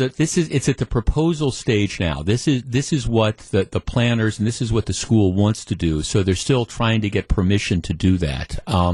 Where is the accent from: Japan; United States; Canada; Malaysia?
United States; Glendale, Wisconsin; I grew up in Glendale. My parents lived two and a half blocks away from Nicolet High School.